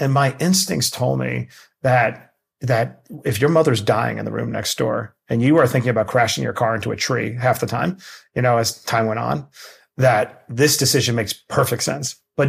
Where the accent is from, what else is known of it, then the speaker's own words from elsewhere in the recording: Queens, New York, United States; I grew up in Queens, New York, very poor, living on government cheese and taking care of my mother